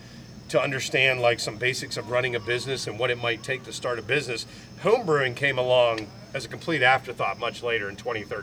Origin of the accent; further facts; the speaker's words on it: Northwestern Pennsylvania, United States; now in Harrisonburg, United States; So I'm from like an hour and a half south of Erie, two hours north of Pittsburgh. It's just north of absolutely nowhere.